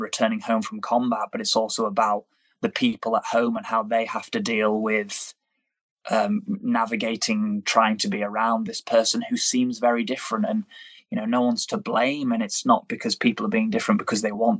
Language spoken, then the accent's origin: English; United Kingdom; being British and having a brother who serves in the British Army